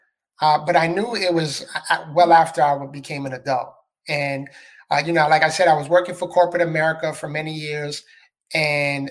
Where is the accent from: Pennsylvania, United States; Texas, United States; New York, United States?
New York, United States; New York City; moved away as an adult; now in Florida, United States; I was born and raised in the Bronx, New York. So I'm a city boy.